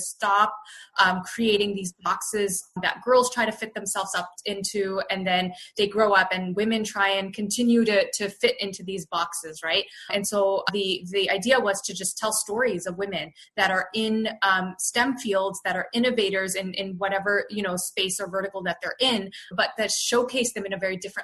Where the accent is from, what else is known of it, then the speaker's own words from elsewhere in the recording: Canada; moved away as an adult; now in Bay Area, United States; I was born and raised in Canada, so I'm very proudly Canadian.